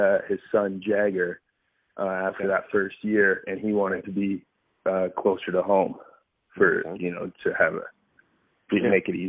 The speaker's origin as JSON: {"language": "English", "town": "Kitchener", "region": "Ontario", "country": "Canada", "tie": "born or raised there", "said": "It's kind of cool to look above myself and, before myself and see who all came."}